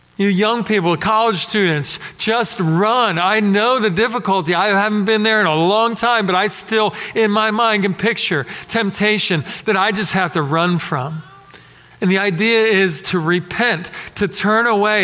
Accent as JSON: {"language": "English", "town": "Philadelphia", "region": "Pennsylvania", "country": "United States", "tie": "born or raised there", "said": "growing up in Philadelphia where I did"}